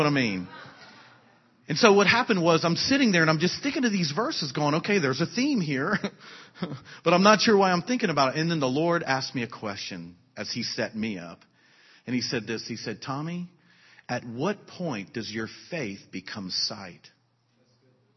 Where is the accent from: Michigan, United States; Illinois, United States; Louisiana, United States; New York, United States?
Louisiana, United States; South; moved away; I'm from South Louisiana